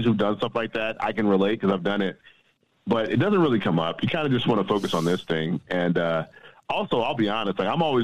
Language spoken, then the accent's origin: English; Chicago, Illinois, United States; moved away as an adult; also born or lived in Boston; I'm from the South Side of Chicago